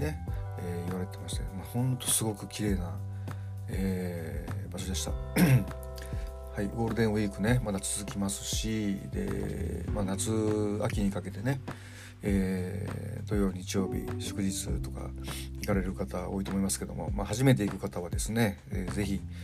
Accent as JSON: {"language": "Japanese", "region": "Kansai", "country": "Japan", "tie": "born or raised there", "moved": "yes", "said": "僕はまあ関西の出身なんで"}